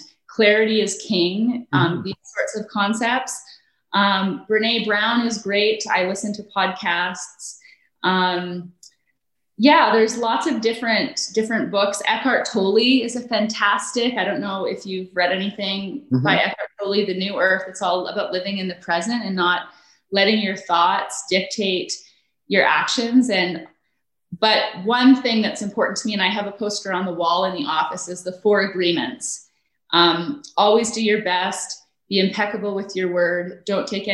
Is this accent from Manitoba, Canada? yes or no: no; Calgary, Alberta, Canada; also born or lived in Nova Scotia; we grew up in Sunnyside